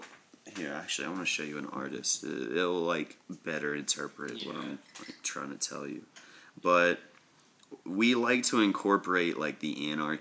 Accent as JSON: {"language": "English", "town": "Shelby", "region": "North Carolina", "country": "United States", "tie": "born or raised there", "also_born_or_lived": "Philadelphia", "moved": "yes", "said": "in Shelby, in my hometown, like there's a church, three churches."}